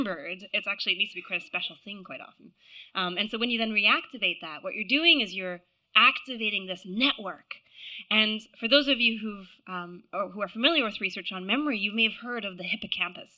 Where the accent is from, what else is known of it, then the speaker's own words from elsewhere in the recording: Canada; accent: American; now in London, United Kingdom; I live in London. I know I sound American. I'm not American. I'm Canadian